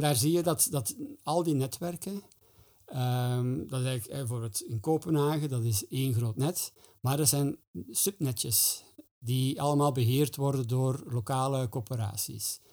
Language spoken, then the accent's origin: Dutch; Flanders, Belgium; wij als Vlamingen